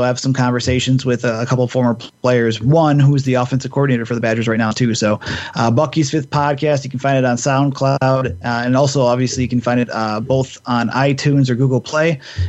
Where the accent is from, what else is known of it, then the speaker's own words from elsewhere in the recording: Milwaukee, Wisconsin, United States; also born or lived in Madison, Wisconsin; I'm from Milwaukee.